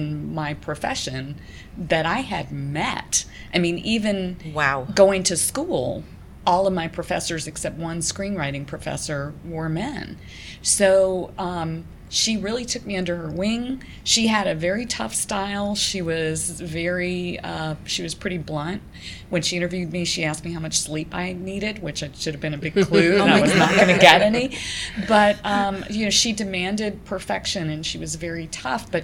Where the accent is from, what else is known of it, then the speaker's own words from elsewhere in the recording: Savannah, Georgia, United States; moved away as an adult; now in Atlanta, United States; I grew up in Savannah